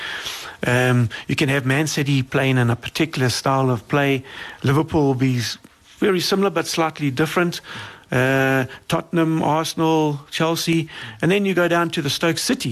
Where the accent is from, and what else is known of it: South Africa